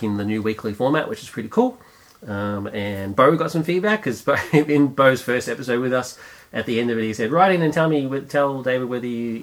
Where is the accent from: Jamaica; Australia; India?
Australia; Australia, we're a hodgepodge of many nations.